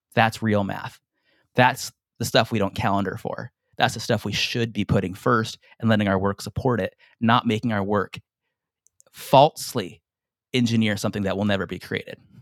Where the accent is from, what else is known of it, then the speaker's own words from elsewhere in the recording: San Diego, California, United States; moved away as an adult; now in Hawaii, United States; I'm from San Diego, by the way, born and raised, I live in Hawaii now.